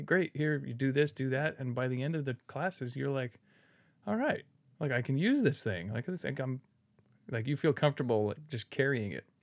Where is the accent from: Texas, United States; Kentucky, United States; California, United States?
California, United States; Redwood City; moved away as an adult; now in Newark, United States; I was born in Redwood City and, like, there's picket fences and there's no crime